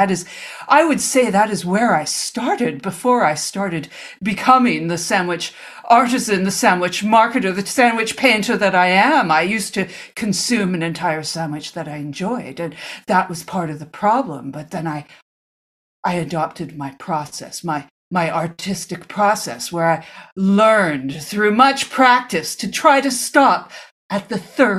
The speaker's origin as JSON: {"language": "English", "town": "Omaha", "region": "Nebraska", "country": "United States", "tie": "born or raised there", "said": "Yes, I go around my hometown of Omaha, and I find the best sandwich shops"}